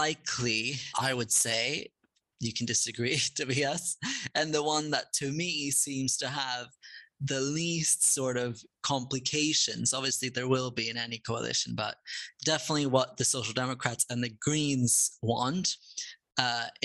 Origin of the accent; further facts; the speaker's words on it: Sweden; I come from Sweden